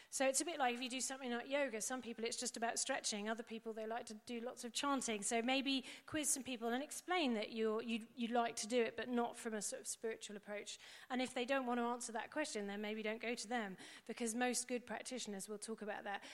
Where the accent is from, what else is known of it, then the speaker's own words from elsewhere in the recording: England, United Kingdom; we're English